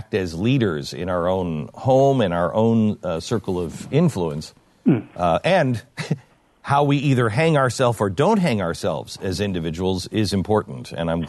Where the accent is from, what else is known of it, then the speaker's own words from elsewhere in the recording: United Kingdom; I don't know what any of this means because I'm British.